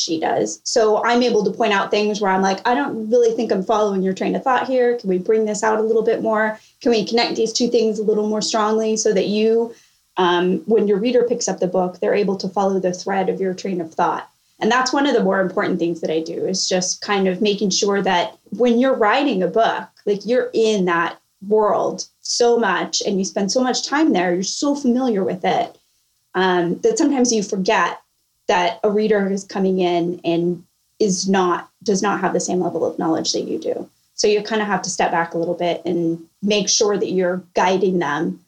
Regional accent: California, United States; moved away as an adult; now in Charleston, United States; I'm originally from California. I live in Charleston now for work

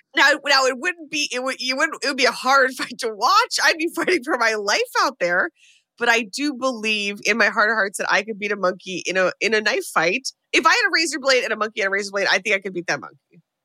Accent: United States; as an American

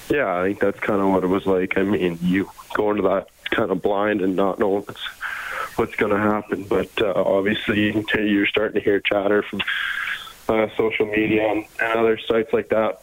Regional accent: Canada; growing up as a Canadian kid

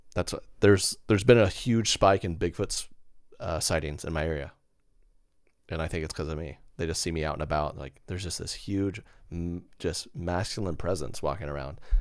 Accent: Oklahoma City, Oklahoma, United States; I'm from Oklahoma City area

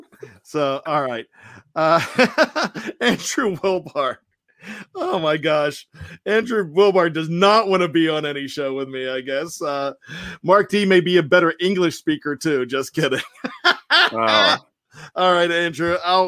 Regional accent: Australia; accent: Australian; you guys make fun of my Australian accent.

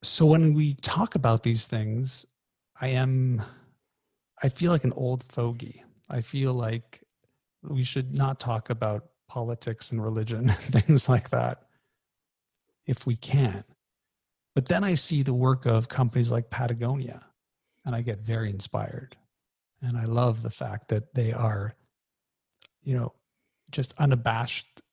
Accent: Canada; I'm Canadian

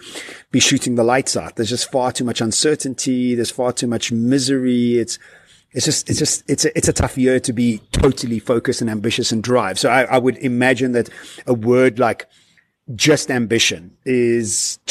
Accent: Johannesburg, Gauteng, South Africa; I come from Joburg, and in Joburg, everybody goes to work, to gym, and the draw.

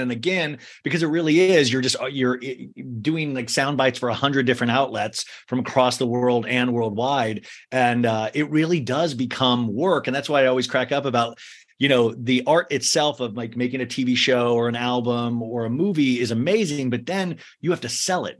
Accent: Kansas, United States; now in Los Angeles, United States; I grew up in Kansas

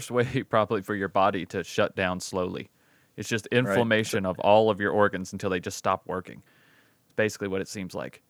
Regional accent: Alabama, United States; Because I grew up in Alabama.

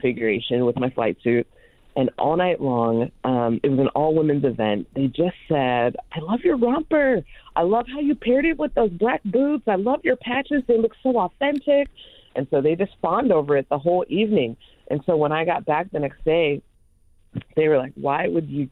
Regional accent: Long Beach, California, United States; moved away as an adult; now in Indiana, United States; I was born in Long Beach and then grew up in California

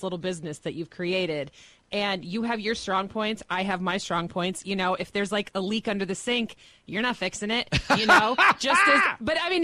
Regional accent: Lima, United States; born or raised there; moved away

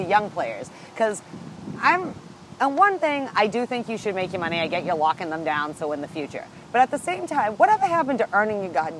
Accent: Nova Scotia, Canada; All I could think is the Maritimes. I'm actually from Nova Scotia.

